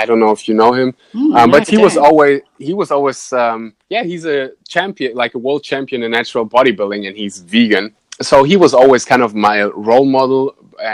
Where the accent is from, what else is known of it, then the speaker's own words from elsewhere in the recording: Germany; now in Bali, Indonesia; I was born and raised in Germany, but my parents are, so my blood is kind of Russian